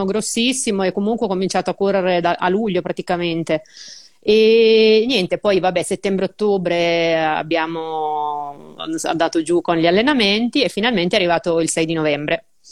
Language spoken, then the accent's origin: Italian; Urbino, Marche, Italy; vengo da Urbino